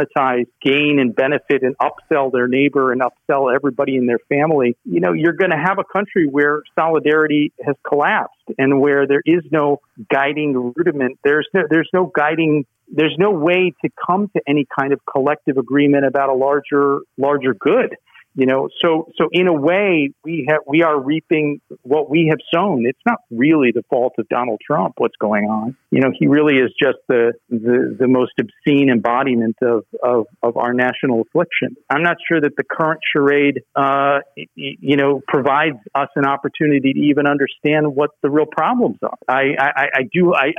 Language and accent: English; United States; we as Americans